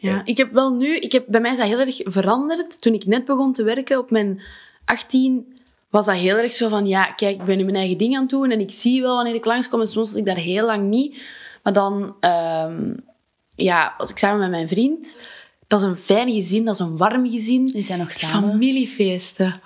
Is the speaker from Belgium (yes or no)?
yes; Wijgmaal, Flanders, Belgium; mijn geboortedorp, Wijgmaal